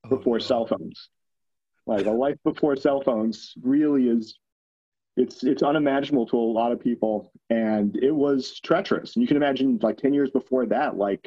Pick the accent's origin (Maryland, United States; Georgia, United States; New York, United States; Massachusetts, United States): New York, United States; growing up in New York